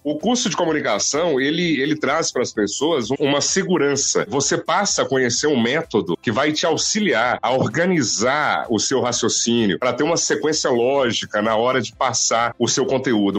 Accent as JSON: {"language": "Portuguese", "town": "Serranópolis de Minas", "region": "Minas Gerais", "country": "Brazil", "tie": "born or raised there", "also_born_or_lived": "Porteirinha", "moved": "yes", "lives_now": "Montes Claros, Brazil", "said": "Eu nasci em Porteirinha, mas passei toda a minha infância lá em Serranópolis de Minas"}